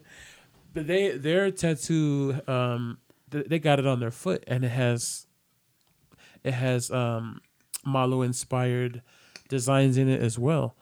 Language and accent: English; San Francisco, California, United States; I'm Samoan. This is my culture, but I also was, you know, born and raised in San Francisco